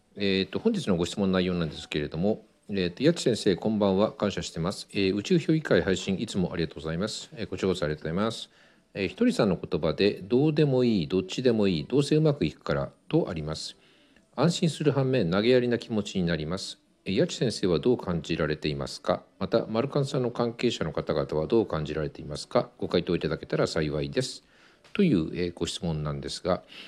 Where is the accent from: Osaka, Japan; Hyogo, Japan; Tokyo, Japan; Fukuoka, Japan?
Tokyo, Japan; 東京の下町で生まれて育ってるんで結構汚い言葉を使う